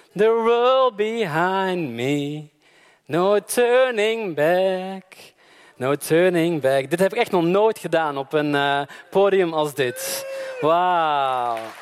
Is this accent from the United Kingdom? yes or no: no; Belgium; moved away; Maar ik kom uit België